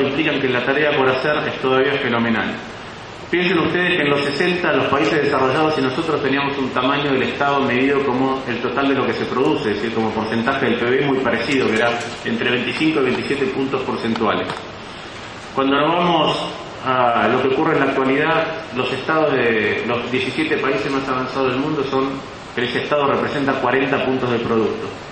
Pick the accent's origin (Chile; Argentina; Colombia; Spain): Argentina; sobre todo en los países como Argentina